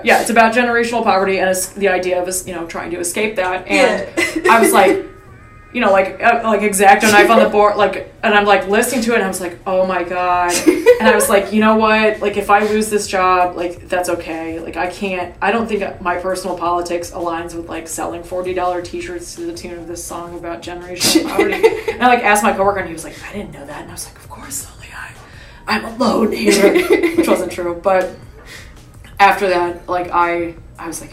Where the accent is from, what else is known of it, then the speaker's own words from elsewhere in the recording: Cleveland, Ohio, United States; moved away; I'm from Cleveland